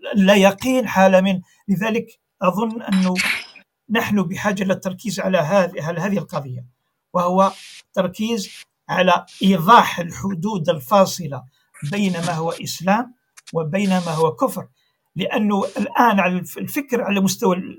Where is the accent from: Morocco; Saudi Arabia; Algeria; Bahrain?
Algeria; عندنا في الجزائر